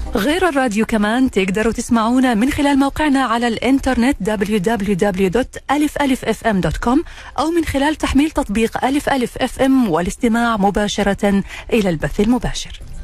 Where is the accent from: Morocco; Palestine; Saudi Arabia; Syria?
Saudi Arabia; عندنا في السعوديه